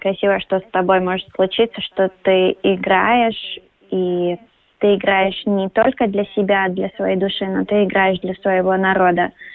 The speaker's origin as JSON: {"language": "Russian", "country": "Latvia", "tie": "born or raised there", "also_born_or_lived": "New York", "said": "Я родилась в Латвии, я уважаю наш язык, нашу культуру."}